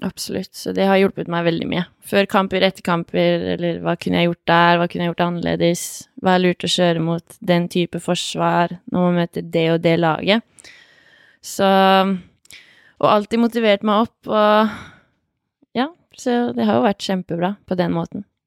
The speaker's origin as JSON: {"language": "Norwegian", "town": "Hamar", "region": "Innlandet", "country": "Norway", "tie": "born or raised there", "also_born_or_lived": "Ringsaker", "said": "jeg vokste opp på Hamar vest."}